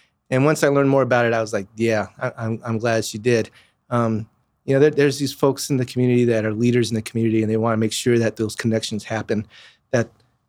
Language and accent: English; Santa Fe, New Mexico, United States; moved away as an adult; also born or lived in Albuquerque, New Mexico / Colorado; now in Wichita, United States; grew up in New Mexico, and I was born in Albuquerque and grew up in Santa Fe.